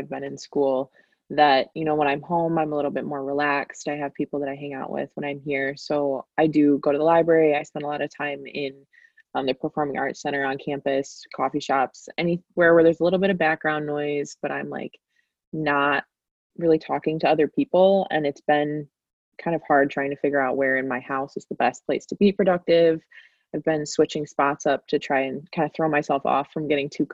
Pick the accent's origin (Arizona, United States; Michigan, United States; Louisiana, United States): Michigan, United States; Traverse City; also born or lived in Allendale, Michigan; I'm from Traverse City